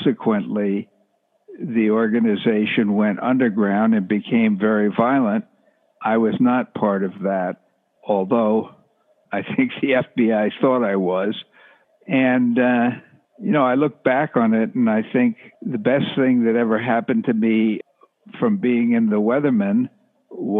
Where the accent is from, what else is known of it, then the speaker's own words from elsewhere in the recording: Rockland County, outside New York City, United States; also born or lived in New Jersey; I grew up outside New York City in a place called Rockland County